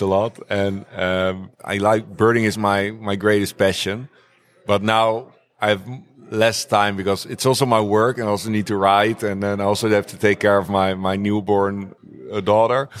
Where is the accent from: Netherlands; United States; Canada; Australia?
Netherlands; The Hague, South Holland; I grew up in The Hague, near the coast.